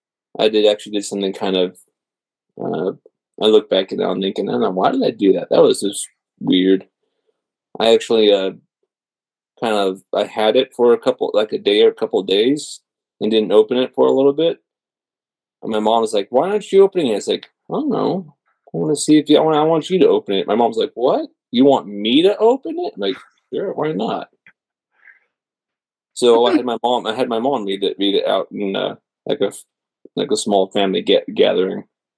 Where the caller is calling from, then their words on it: Green Valley, Arizona, United States; A little bit south of Tucson in Green Valley.